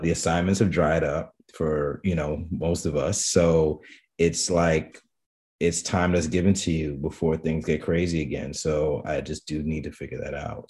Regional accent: New York City, New York, United States; I'm born and raised in the Bronx, Bronx, New York

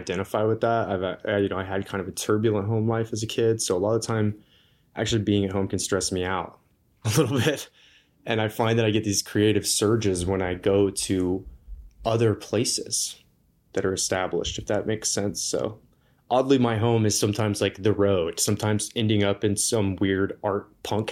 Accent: Atlanta, Georgia, United States; moved away as an adult; also born or lived in Indianapolis, Indiana / Navajo Nation; now in Moab, United States; Then I lived in the metro Atlanta area for 13 years. That's where I've lived like most of my life, I'd say. That's probably the most influential place.

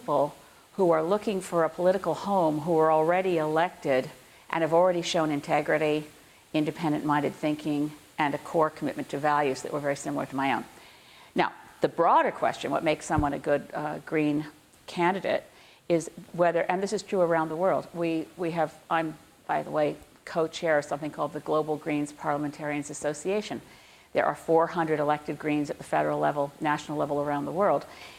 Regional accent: British Columbia, Canada; We're both from British Columbia.

